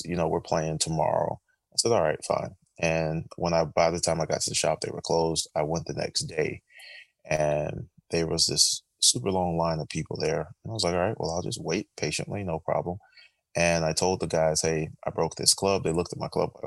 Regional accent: Orlando, Florida, United States; also born or lived in Tallahassee; I'm from Orlando

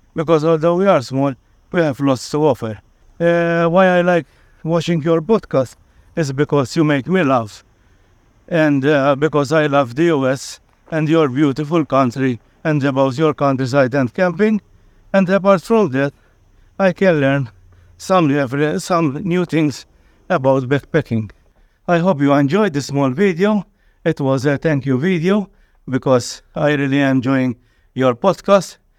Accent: Malta; I am from Malta. We are a very small island in the center of the Mediterranean Sea.

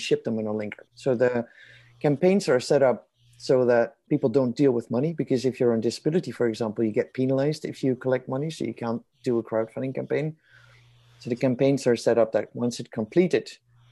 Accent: Netherlands; moved away as an adult; also born or lived in Kosovo / Kenya / Sudan / Afghanistan; now in Canada; I was born and raised in the Netherlands

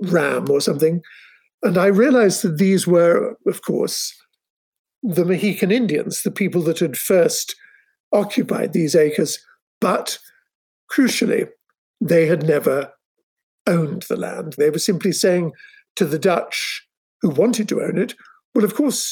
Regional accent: England, United Kingdom; I'm English

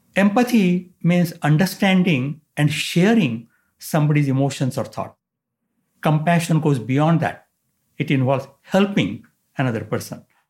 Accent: India; moved away as an adult; now in San Diego, United States; I was born and raised in India

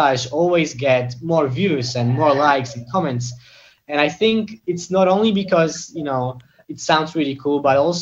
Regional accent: Poland; moved away; back in my hometown in a pretty small city in Poland

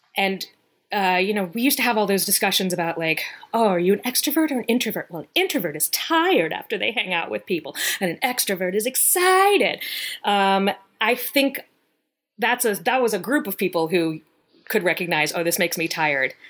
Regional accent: Virginia, United States; moved away; I'm from Virginia

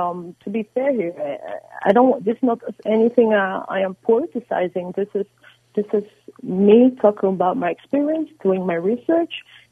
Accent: United States; because as an American, I value all my federal, you know, citizens.

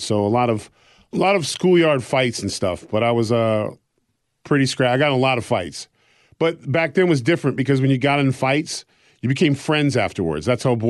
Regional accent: Exeter, New Hampshire, United States; born there; But so I was born actually in Exeter, New Hampshire, because that was the only hospital

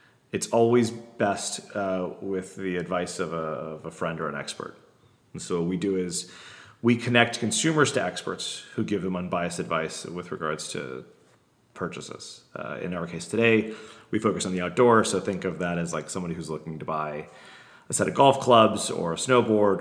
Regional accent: Florida, United States; I'm from Florida

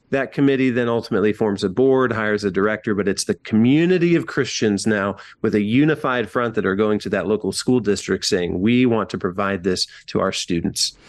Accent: rural Northwest Ohio, United States; now in Columbus, United States; in my hometown, I don't live there anymore. I live in Columbus, Ohio. But in small rural Northwest Ohio

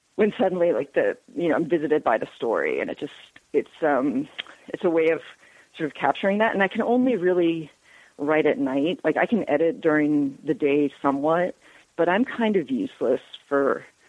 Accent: Northeast, United States; moved away as an adult; also born or lived in Texas; now in Georgia, United States; I grew up in the Northeast

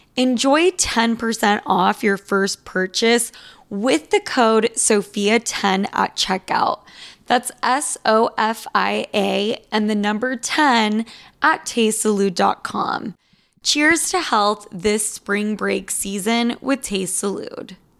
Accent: Argentina; I'm from Argentina

